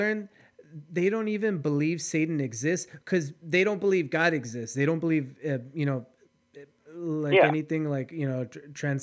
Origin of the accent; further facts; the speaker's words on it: United States; I'm from the Valley, so everybody here is Hispanic.